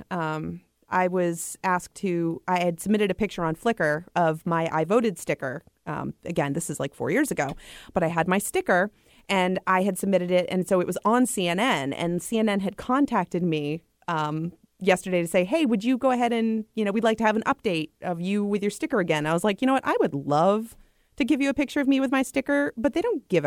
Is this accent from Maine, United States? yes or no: yes; Maine, United States